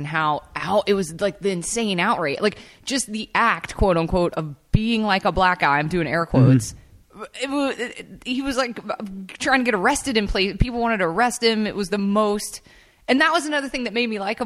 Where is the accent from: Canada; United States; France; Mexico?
United States; Memphis, Tennessee; I grew up in Memphis. I hung out on Beale Street.